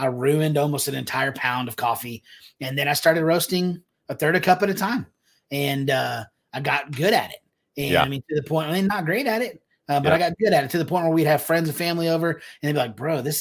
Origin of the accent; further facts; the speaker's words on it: Texas, United States; moved away as an adult; also born or lived in Alabama / Georgia / Phoenix, Arizona; coming back to Texas after 8 years allows us to solidify that because this is home. This is where our friends are